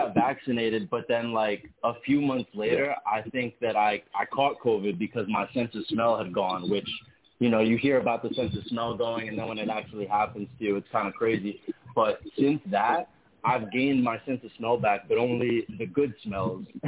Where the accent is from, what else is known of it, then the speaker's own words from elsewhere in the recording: New York City, New York, United States; I grew up in Brooklyn